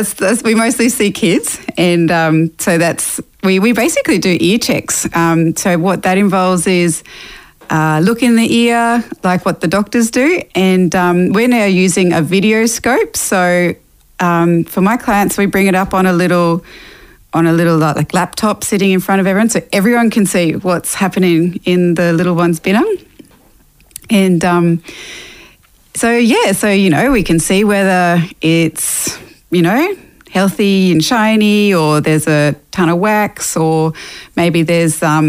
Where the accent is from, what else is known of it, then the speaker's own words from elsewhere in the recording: Toowoomba, Queensland, Australia; also born or lived in Mackay, Queensland; now in Brisbane, Australia; I was born up in Yui country in Mackay and went to school down in Toowoomba and then moved to Brisbane after that. So I've been in Brizzy now for the last over 20 years.